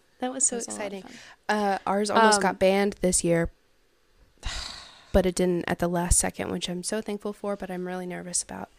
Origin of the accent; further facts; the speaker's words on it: the South, United States; growing up in the South